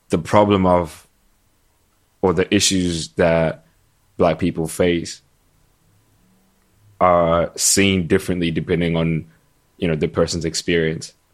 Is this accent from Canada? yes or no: no; Ghana; whether it's because I'm from Ghana and I and I tell you that Jollof is from Ghana